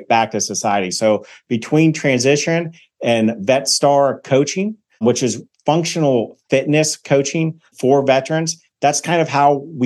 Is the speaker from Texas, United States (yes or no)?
no; Cincinnati, Ohio, United States; now in Columbus, Georgia, United States; I'm from Cincinnati, Ohio.